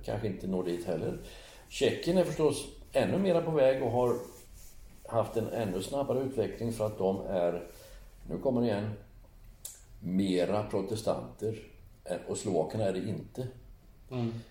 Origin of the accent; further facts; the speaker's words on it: Sweden; Eftersom jag är född i Sverige